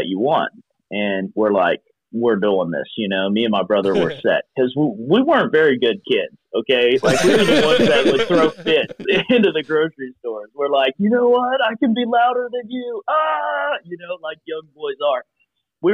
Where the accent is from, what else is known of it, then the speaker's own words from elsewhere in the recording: Eastern Kentucky, United States; also born or lived in Cincinnati, Ohio; I was born in Cincinnati, Ohio, and then we moved to Eastern Kentucky, and my mom and dad were co-pastors of a church